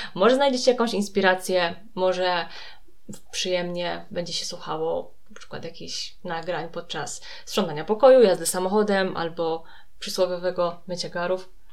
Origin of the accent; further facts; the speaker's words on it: Poland; z terenów Śląska, Małopolski, czyli z terenów, z których pochodzimy, właśnie z Julką, obydwie